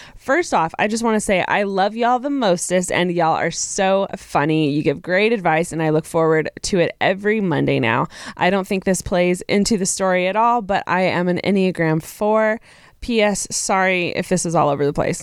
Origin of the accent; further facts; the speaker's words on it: Texas, United States; I am from Texas